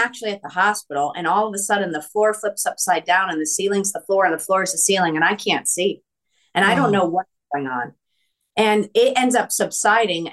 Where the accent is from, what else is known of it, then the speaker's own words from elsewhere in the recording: East Coast, United States; I'm Italian from the East Coast